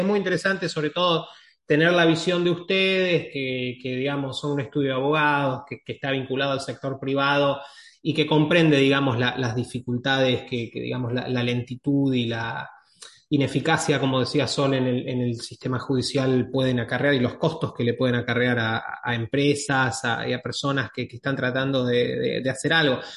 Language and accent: Spanish; Argentina; tres somos argentinos